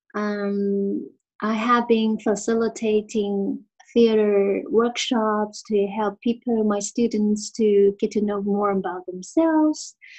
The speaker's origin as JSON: {"language": "English", "country": "Taiwan", "said": "I'm from Taiwan"}